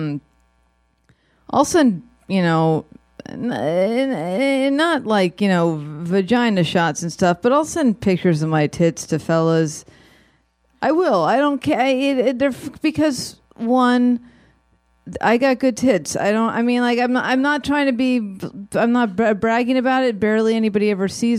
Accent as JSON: {"language": "English", "town": "Los Angeles", "region": "California", "country": "United States", "tie": "born or raised there", "said": "as a tween growing up in Studio City, California"}